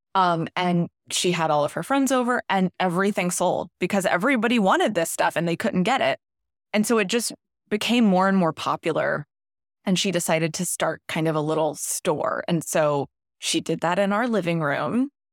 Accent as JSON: {"language": "English", "town": "Ponte Vedra Beach", "region": "Florida", "country": "United States", "tie": "born or raised there", "said": "grew up in Ponte Vedra Beach, Florida, which is a coastal area, mostly in the nineties"}